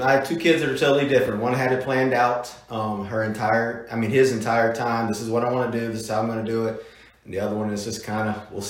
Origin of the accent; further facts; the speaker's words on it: Charlottesville, Virginia, United States; Grew up in Charlottesville, Virginia. Attended Albemarle High School, played baseball. A little bit of football there. Been there my entire life. My mom and dad actually still live in the same house on Wakefield Road.